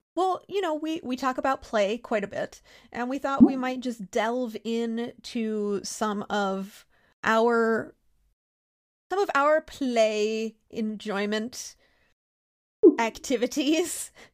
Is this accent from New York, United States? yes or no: no; Pennsylvania, United States; I'm from Pennsylvania and grew up during a time when we just let kids do shit like